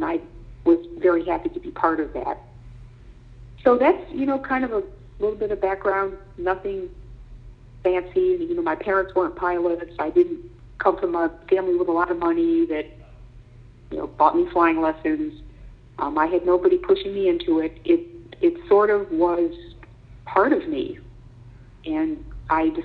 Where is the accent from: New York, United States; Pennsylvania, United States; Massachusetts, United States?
New York, United States; Elmira; I grew up in Elmira, New York, which is in the Finger Lakes area of upstate New York.